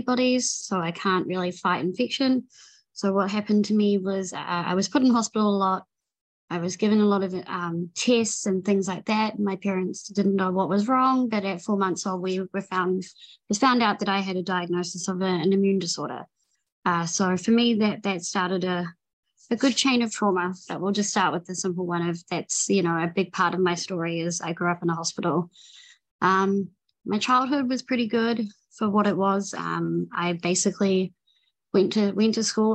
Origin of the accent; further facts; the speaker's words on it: New Zealand; I'm from New Zealand. So I grew up in New Zealand